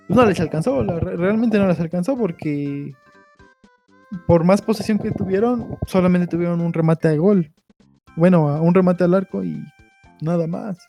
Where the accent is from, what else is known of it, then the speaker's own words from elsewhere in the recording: Mexico; como mexicanos, nosotros